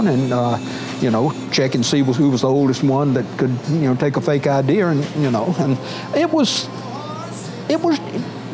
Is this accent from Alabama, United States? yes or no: yes; Grove Hill, Alabama, United States; I grew up in South Alabama, and a little town called Grove Hill, about 100 miles north of Mobile